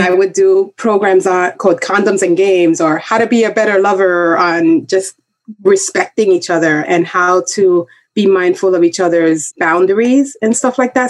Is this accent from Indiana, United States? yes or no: no; New York City, New York, United States; also born or lived in Dominican Republic; I grew up in the Bronx